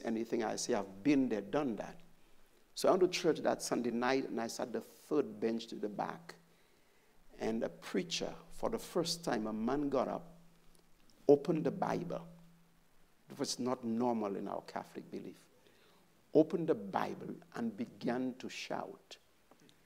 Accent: St. Lucia; I grew up in St. Lucia, born bred

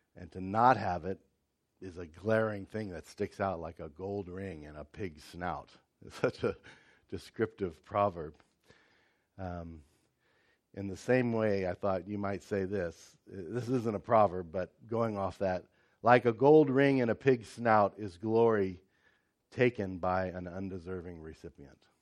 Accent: United States; moved away; I'm American

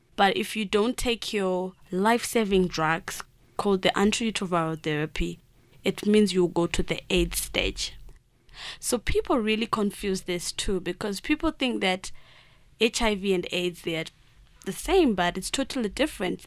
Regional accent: Mashonaland Central, Zimbabwe; where I come from, I live in, um, a rural district. It's in the March Central part of Zimbabwe

